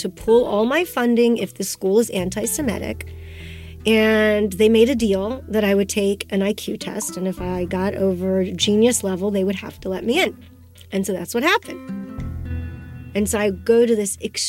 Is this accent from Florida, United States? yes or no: no; Austin, Texas, United States; also born or lived in Russia; at 5 years of age, I came from Russia to Austin, Texas